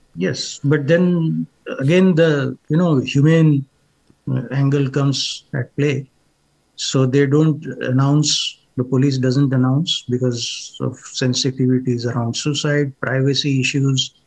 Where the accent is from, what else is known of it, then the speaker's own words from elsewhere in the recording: India; moved away; We may be from the same country